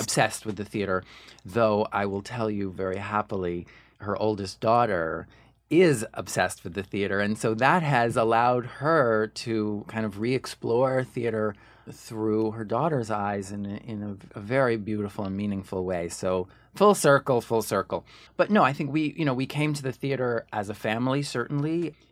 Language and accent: English; Ridgewood, New Jersey, United States; also born or lived in New York City; when I was born, uh, we lived in Ridgewood, New Jersey